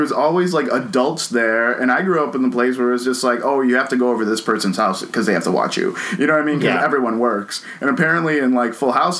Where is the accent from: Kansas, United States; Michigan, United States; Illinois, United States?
Illinois, United States; Chicago; I grew up in Chicago, grew up in a kind of bad neighborhood